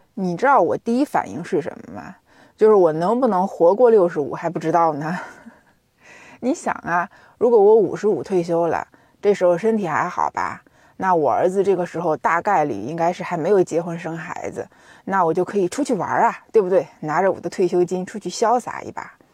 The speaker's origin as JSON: {"language": "Chinese", "country": "China", "said": "我们中国人"}